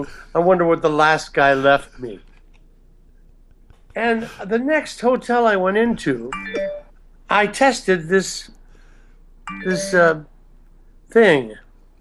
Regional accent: Rockford, Illinois, United States; I'm from Rockford, Illinois

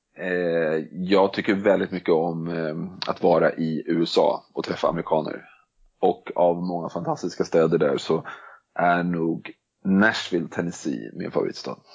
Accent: Stockholm, Stockholm County, Sweden; also born or lived in Denmark; Jag kommer från, eh, Stockholm och bor i Stockholm

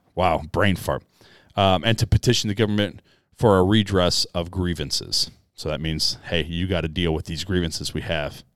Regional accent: United States; I was born as an American.

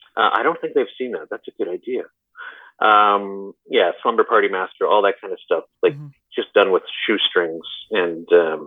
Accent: Alberta, Canada; I'm from Alberta.

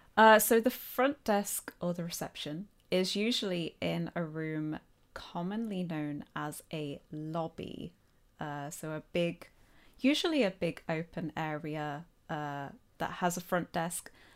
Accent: Nottingham, East Midlands, United Kingdom; accent: Midlands; I'm from Nottingham, or Nottinghamshire.

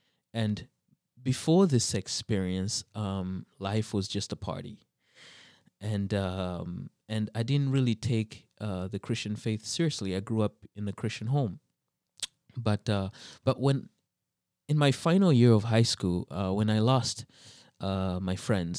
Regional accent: Saint John, New Brunswick, Canada; also born or lived in -; But I grew up mostly in the East Coast, New Brunswick, and New Brunswick. It's a very it's a bilingual province, and so first we were in St. John, New Brunswick.

